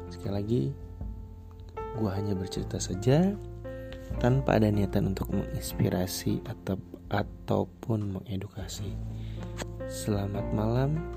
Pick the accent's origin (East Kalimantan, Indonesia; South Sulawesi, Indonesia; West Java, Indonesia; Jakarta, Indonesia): West Java, Indonesia; meskipun ya udah gue bukan orang sana gue orang Jawa Barat